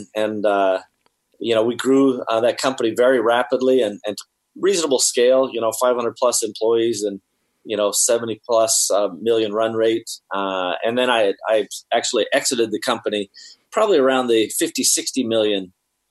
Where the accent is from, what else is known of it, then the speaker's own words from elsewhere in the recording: Seattle, Washington, United States; I'm from Seattle